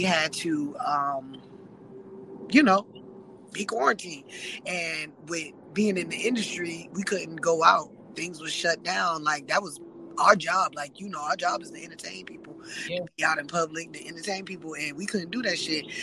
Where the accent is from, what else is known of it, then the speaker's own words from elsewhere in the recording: South Carolina, United States; moved away; I'm from South Carolina.